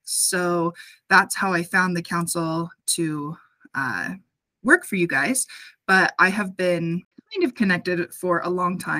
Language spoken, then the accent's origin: English; Salt Lake City, Utah, United States; I am from Salt Lake City.